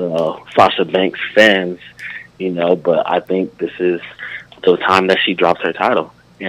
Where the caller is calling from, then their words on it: Las Vegas, Nevada, United States; Calling from Las Vegas, Nevada. … tuning in to the show.